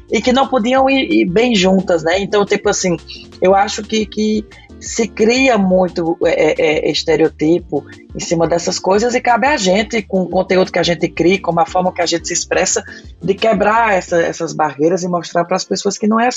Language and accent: Portuguese; Northeast Region, Brazil; Mas não porque eu sou nordestino, entendeu?